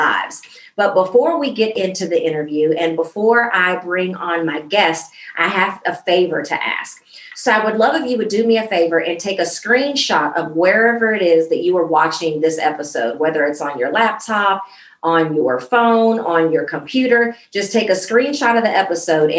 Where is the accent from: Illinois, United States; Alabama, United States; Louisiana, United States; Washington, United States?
Illinois, United States; Central; now in Dallas, United States; I'm not in Central Illinois anymore, but Central Illinois is very so much in me